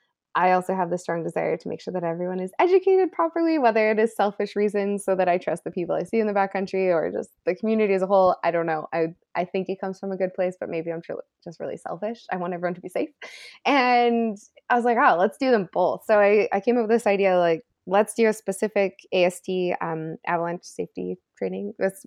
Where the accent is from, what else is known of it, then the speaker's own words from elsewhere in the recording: Calgary, Alberta, Canada; now in Whistler, Canada; I grew up in Calgary, Alberta.